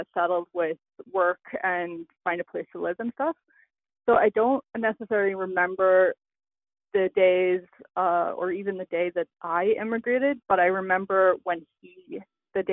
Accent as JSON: {"language": "English", "region": "Northern Ireland", "country": "United Kingdom", "also_born_or_lived": "Prince Edward Island, Canada", "moved": "yes", "lives_now": "Canada", "said": "when I immigrated from Northern Ireland, that's where we landed in PEI"}